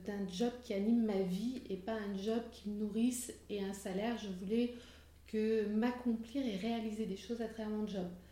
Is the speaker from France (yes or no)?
yes; Limousin, Nouvelle-Aquitaine, France; moved away as an adult; also born or lived in Limoges / Paris; je suis du Limousin et pas du Nord